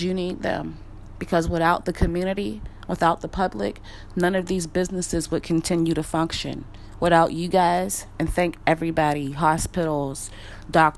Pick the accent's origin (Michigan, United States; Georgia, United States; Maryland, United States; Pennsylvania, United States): Pennsylvania, United States; Wilkinsburg; I'm from Wilkinsburg, Pennsylvania. We're not Pittsburgh, we're Wilkinsburg